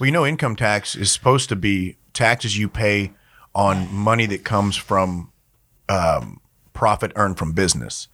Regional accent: Louisiana, United States; I grew up in Louisiana

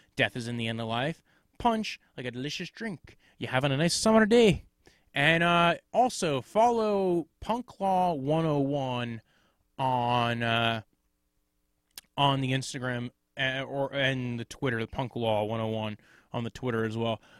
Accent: New York area, United States; I'm from the New York area

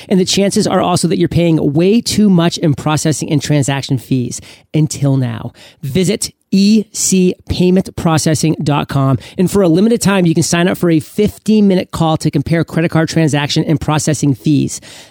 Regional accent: Canada; I'm actually a French Canadian

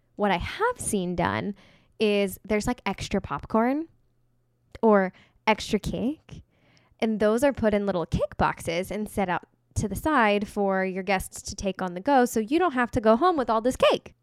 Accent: Kansas, United States; I'm from Kansas.

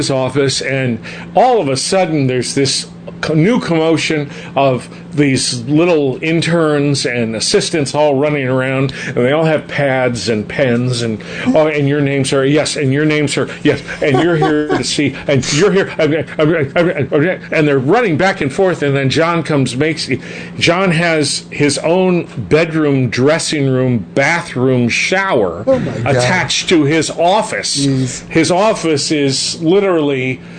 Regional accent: Glendale, United States; now in Arizona; Well, now I live in Arizona, but I grew up in Glendale.

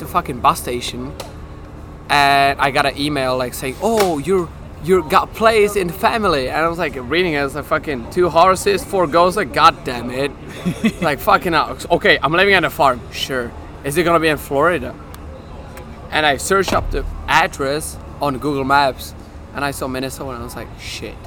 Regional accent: Czechia; English is a second language; I'm from Czech Republic, from Europe

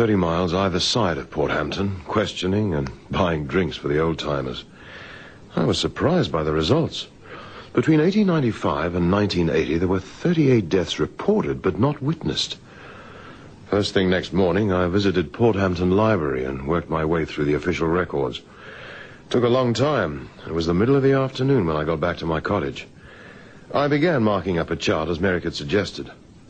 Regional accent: Durban, KwaZulu-Natal, South Africa; Oh, I'm from Durban. I'm going back there at the end of the year.

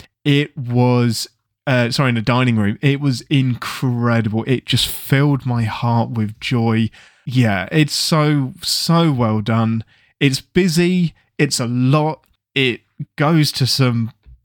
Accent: England, United Kingdom; I'm English

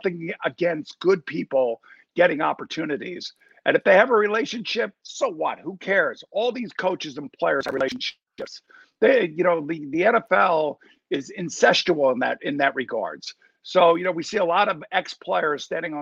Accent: East Islip, New York, United States; I grew up in East Islip. So I played at East Islip High School.

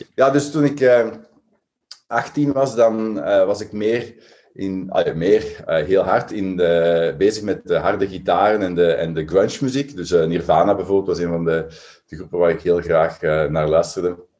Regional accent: Belgium; we als Belgen

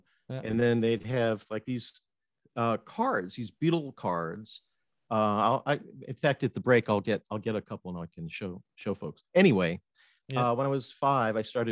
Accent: Fort Myers, Florida, United States; also born or lived in North Miami, Florida / Atlanta / Buffalo, New York; now in West Palm Beach, United States; I was born in Fort Myers, Florida, and grew up there until I was about 12, and then moved to North Miami, Florida, this coast, East Coast, and went to high school

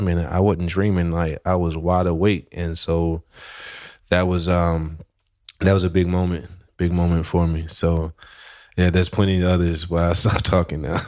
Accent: West Tennessee, United States; originally I'm from Tennessee and, uh, not just from Tennessee, but I'm from a small town in West Tennessee

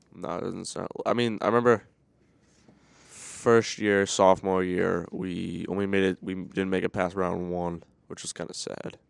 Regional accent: New England, United States; I feel like I'm from New England

